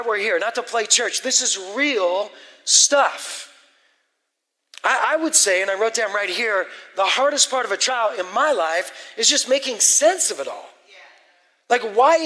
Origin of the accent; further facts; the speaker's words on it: West Coast, United States; I grew up on the West Coast as an atheist for 20 years